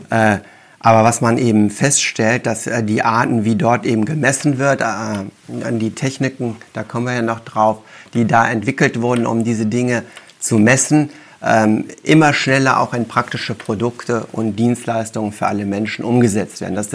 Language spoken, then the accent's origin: German; Wuppertal, North Rhine-Westphalia, Germany; ich bin ja in Wuppertal geboren und habe da Abi gemacht, habe dann Physik studiert in München und Paris